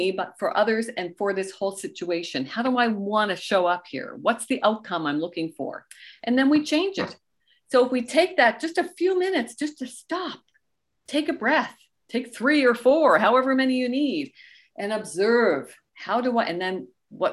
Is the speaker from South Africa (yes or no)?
no; Canada; also born or lived in Goderich, Ontario; we are Canadian